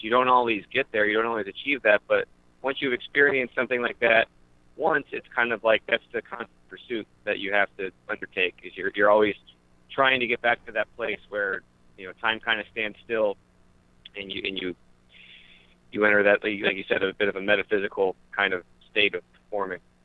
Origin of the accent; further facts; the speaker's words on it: Wyoming Valley, rural Pennsylvania, United States; I'm from Wyoming Valley. We we grew up uh, about an hour away